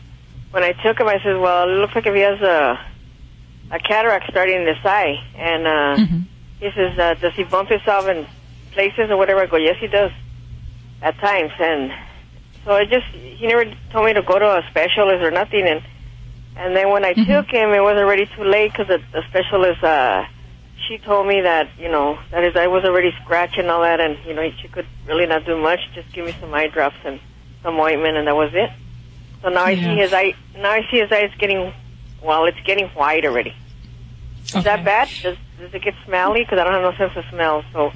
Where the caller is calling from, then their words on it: Montebello, California, United States; California, Montebello, California.